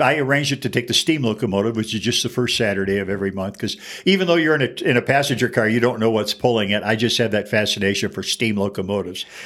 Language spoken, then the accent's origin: English; Fraser, Michigan, United States; now in Albuquerque, United States; my hometown, Fraser, Michigan, which is famous for nothing, not even me